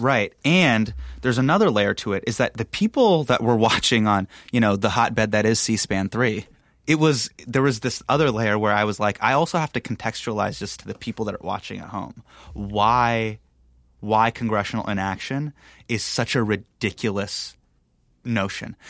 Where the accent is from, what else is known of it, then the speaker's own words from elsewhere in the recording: Sacramento, California, United States; starting in my hometown